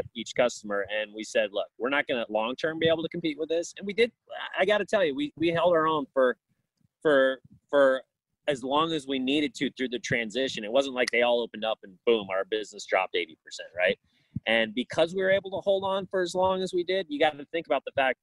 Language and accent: English; Florida, United States; moved away as an adult; also born or lived in Orlando, Florida; now in Chicago, United States; I'm from Florida